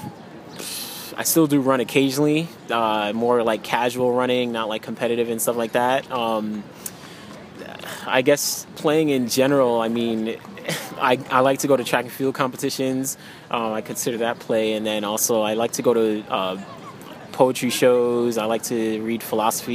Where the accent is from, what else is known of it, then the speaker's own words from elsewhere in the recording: New York City, New York, United States; also born or lived in Connecticut; I was born and raised in New York City, in Queens.